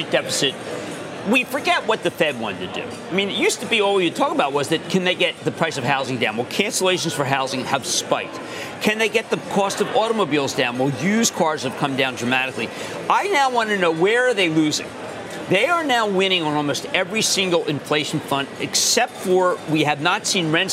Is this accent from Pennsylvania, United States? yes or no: yes; Philadelphia, Pennsylvania, United States; we're from Philly